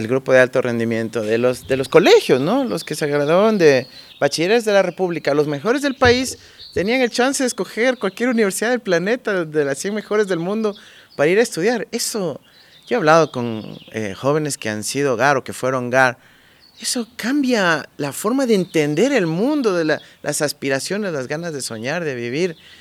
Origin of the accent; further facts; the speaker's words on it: Quito, Pichincha, Ecuador; Yo nací en Quito, nací en la famosa Clínica de la Mujer